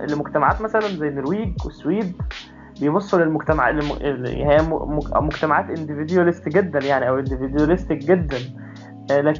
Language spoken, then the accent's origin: Arabic; Egypt; المجتمع آه، عندنا في مصر مثلا ما بيحترمش البرايفسي ابدا